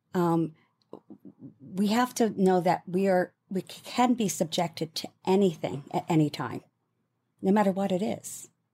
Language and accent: English; United Kingdom